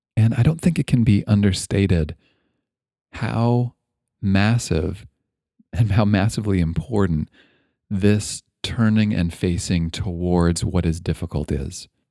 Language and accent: English; Toronto, Ontario, Canada; now in Bay Area, California, United States; I grew up in Toronto